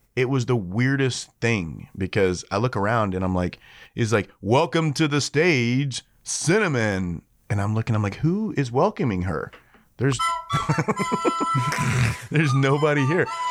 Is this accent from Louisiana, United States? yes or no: yes; Shreveport, Louisiana, United States; Shreveport's my hometown. That's where I'm from